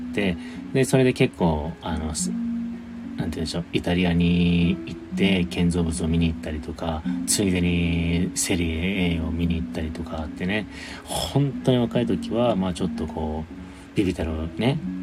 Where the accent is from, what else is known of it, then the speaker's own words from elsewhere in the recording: Hokkaido, Japan; now in Kanto, Japan; 北海道、地元が北海道なんですよ。出身